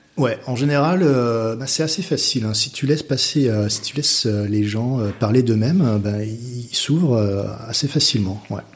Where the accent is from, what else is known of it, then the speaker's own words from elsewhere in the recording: France; moved away as an adult; also born or lived in London, United Kingdom / Australia; je suis parti de la France. Euh, je suis parti du Nid à, 19 ans en Angleterre